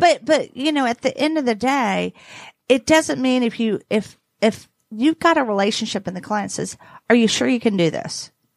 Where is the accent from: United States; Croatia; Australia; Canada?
United States; the South; I'm from the South